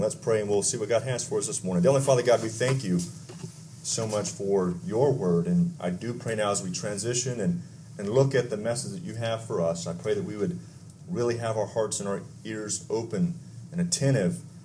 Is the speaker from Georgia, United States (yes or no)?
no; Texas, United States; I grew up in Texas